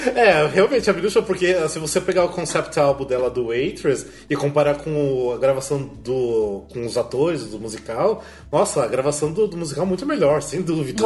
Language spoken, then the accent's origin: Portuguese; Brazil; como brasileiro